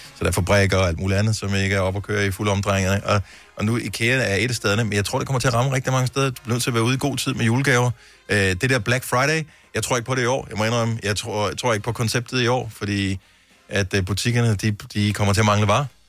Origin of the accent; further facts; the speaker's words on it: Bramming, Southern Denmark, Denmark; den by, jeg boede i, da jeg blev født